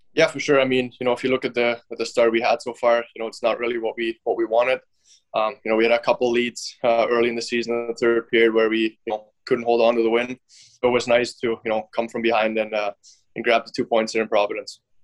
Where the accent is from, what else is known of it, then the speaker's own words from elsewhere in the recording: Finland; moved away; I was actually born in Finland, um, but my dad was I think he was the coach at that point